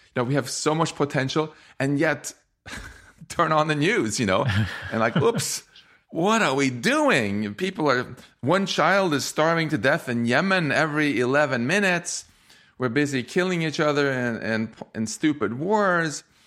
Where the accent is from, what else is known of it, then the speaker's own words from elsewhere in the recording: Sweden; I'm from Swe-, I grew up in Sweden